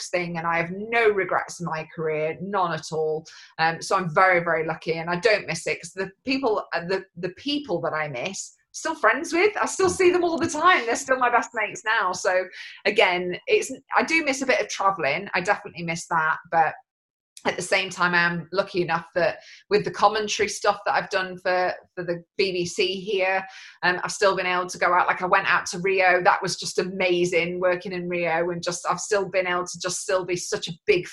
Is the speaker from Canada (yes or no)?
no; United Kingdom; even though I'm not Scottish, I still class it as home. It's still the UK to me